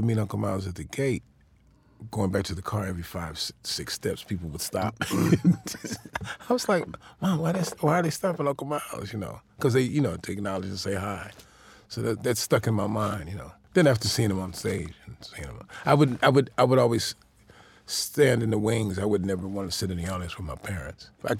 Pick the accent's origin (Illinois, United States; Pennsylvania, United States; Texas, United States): Illinois, United States; Chicago; I grew up in Chicago, Illinois